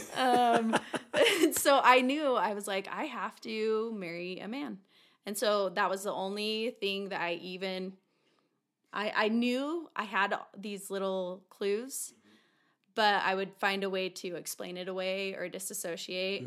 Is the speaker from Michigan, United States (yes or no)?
no; Taylorsville, Utah, United States; born or raised there